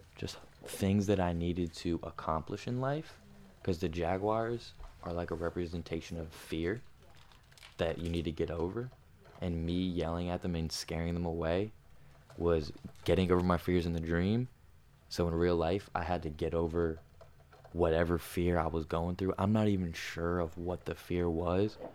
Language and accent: English; New Jersey, United States; Some kids I grew up with in Jersey